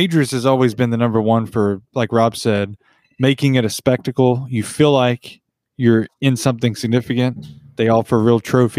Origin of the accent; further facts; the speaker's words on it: Western North Carolina, United States; Well, we weren't born there, but we were raised there. No, Western North Carolina.